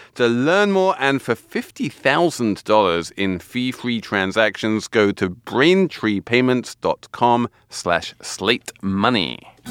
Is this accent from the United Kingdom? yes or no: yes; England, United Kingdom; moved away; being English